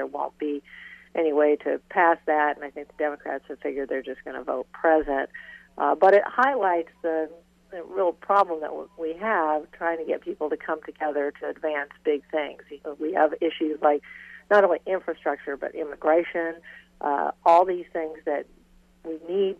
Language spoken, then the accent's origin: English; Iowa, United States; Iowa, my home state